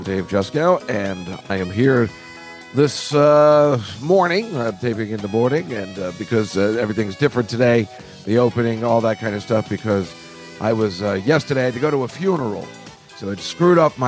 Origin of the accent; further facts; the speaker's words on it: Woodbridge, New Jersey, United States; where I grew up in Woodbridge, New Jersey